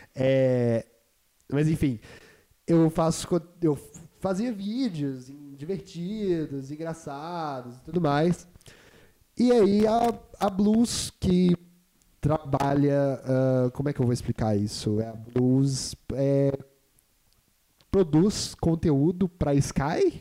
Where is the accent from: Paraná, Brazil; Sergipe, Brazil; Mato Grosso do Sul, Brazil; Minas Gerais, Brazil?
Minas Gerais, Brazil; Juiz de Fora; moved away; Juiz de Fora deu isso pro mundo e deu eu. Deu eu pro mundo também. No, no dia 13 de setembro 1997.